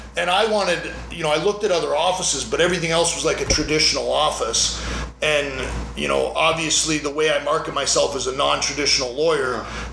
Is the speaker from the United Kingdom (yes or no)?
no; Canada; also born or lived in Las Vegas, United States; now in United States; where I grew up in Canada